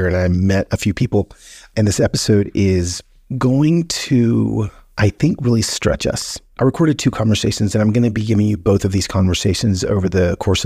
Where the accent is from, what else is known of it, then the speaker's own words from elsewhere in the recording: United States; as an American